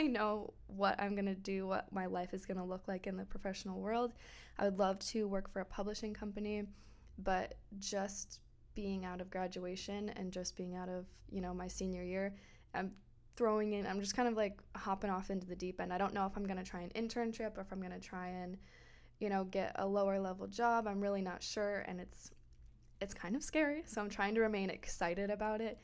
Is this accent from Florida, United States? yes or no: yes; Florida, United States; I grew up in Florida